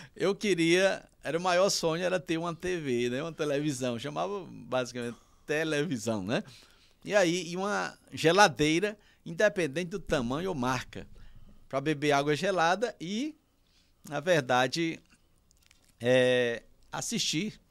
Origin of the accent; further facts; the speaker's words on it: União, Piauí, Brazil; eu nasci em União, mas morava no Novo Nilo. E lá no Novo Nilo ainda é um povoado